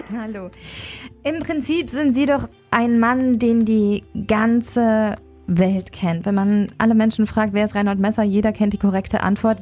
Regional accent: Sauerland, North Rhine-Westphalia, Germany; als ich groß geworden bin im Sauerland.

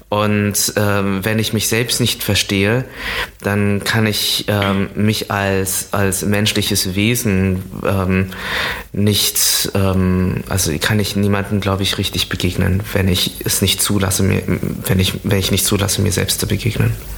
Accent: near Düren, North Rhine-Westphalia, Germany; in der Nähe, wo ich aufgewachsen bin, ist der Ort Düren. Das ist, äh, das ist dort auch, wo ich zur Schule gegangen bin

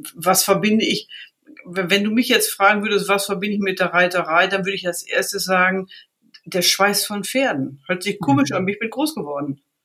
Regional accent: Riesenbeck, North Rhine-Westphalia, Germany; ich komme aus einer klassischen Reitsportfamilie, komme aus dem Ort Riesenbeck

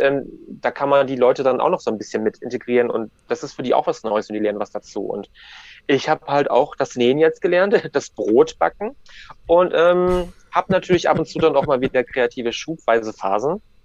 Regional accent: Ribnitz-Damgarten, Mecklenburg-Vorpommern, Germany; Ich bin in Ribnitz-Dammgarten geboren

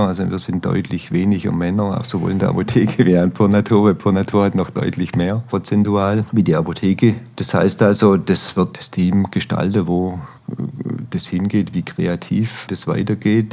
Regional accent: Stuttgart, Baden-Württemberg, Germany; moved away as an adult; now in Allgäu, Germany; als Stuttgarter

